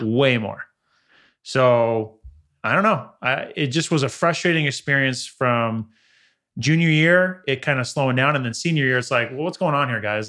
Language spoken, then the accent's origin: English; the Valley, California, United States; growing up in the Valley